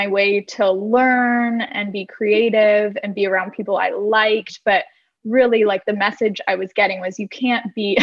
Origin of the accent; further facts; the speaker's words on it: Orange County, California, United States; also born or lived in Los Angeles, California; I am from Orange County, California